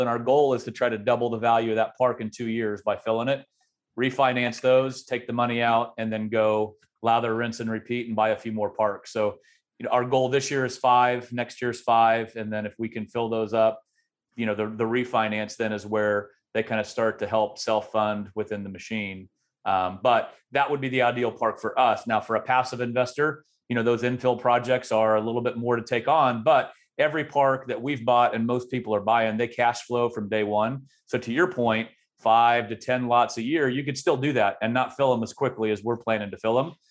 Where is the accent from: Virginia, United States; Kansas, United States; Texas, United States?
Kansas, United States; Great Bend; my hometown of Great Bend, Kansas, which is a small town, fifteen thousand people